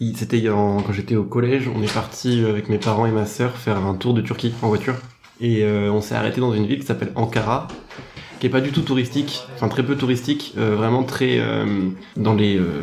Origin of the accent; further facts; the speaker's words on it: France; qu'on est français